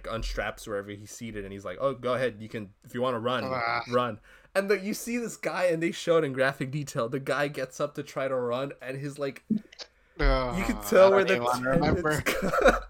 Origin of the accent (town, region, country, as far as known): United States